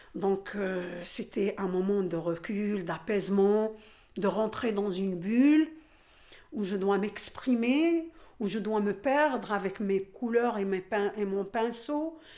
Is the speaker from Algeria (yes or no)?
yes; Algeria; moved away as an adult; now in La Courneuve, France; j'ai grandi en Algérie.